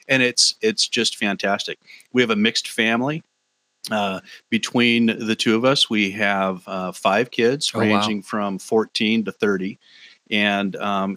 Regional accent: Olympia, Washington, United States; moved away as an adult; also born or lived in Fort Lewis, Washington; now in Mill Creek, United States; I spent most of my life growing up in Olympia. I graduated from high school there.

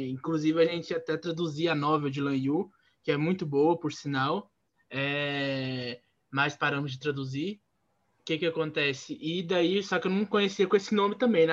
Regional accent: interior of Minas Gerais, Brazil; eu sou do interior de Minas Gerais

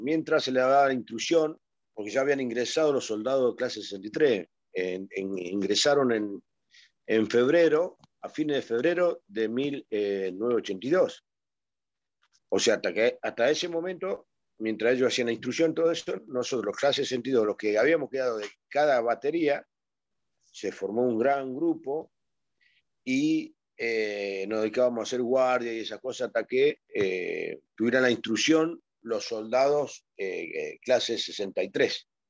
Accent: Avellaneda, Buenos Aires Province, Argentina; also born or lived in Mendoza; Zona Sur, Avellaneda. Eh, fui siempre zona de Avellaneda. yo soy mendocino por nacimiento, al tiempo vine acá a Buenos Aires.

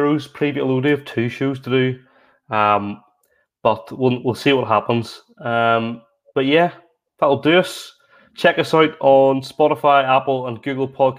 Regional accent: Northern Irish, Northern Ireland, United Kingdom; we're both Northern Irish

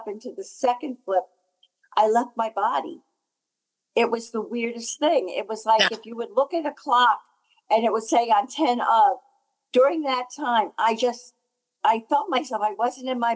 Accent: New Jersey, United States; I'm from New Jersey, New Jersey

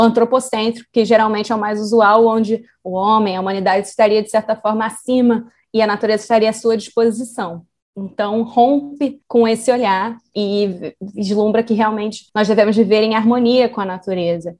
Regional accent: Rio de Janeiro, Brazil; eu sou carioca, eu moro aqui no Rio

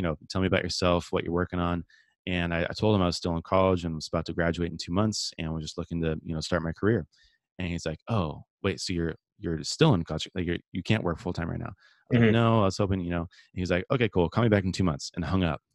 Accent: San Diego, California, United States; I grew up here in San Diego, California, my whole life, kind of born and raised

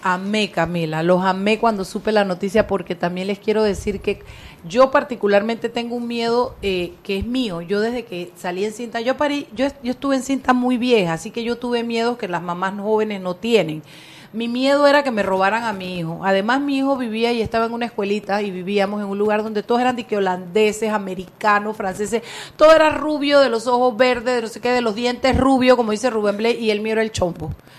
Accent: Panama; el contexto panameño porque somos un país chiquito

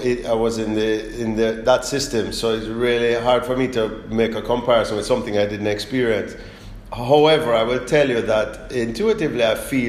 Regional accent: South Florida, United States; born or raised there; moved away as an adult; also born or lived in Kingston, Jamaica; now in Jamaica

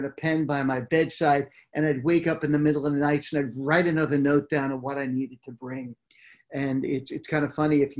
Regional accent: New York, United States; moved away as an adult; also born or lived in Manhattan / Brooklyn Heights; now in California, United States; I grew up in New York

